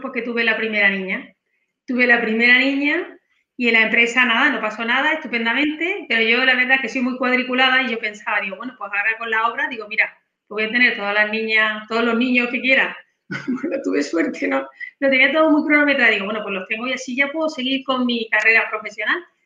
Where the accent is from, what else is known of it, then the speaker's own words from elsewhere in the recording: Granada, Andalusia, Spain; now in Seville, Spain; yo nací en Granada